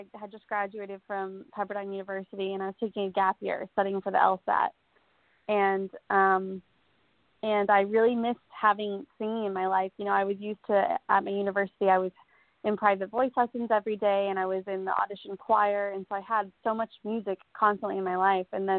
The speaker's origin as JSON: {"language": "English", "region": "Colorado", "country": "United States", "said": "I'm from Colorado, so I'm not from the deep South."}